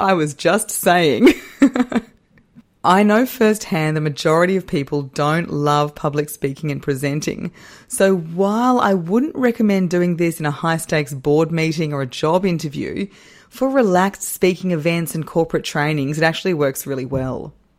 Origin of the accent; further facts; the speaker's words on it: Australia; I am Australian.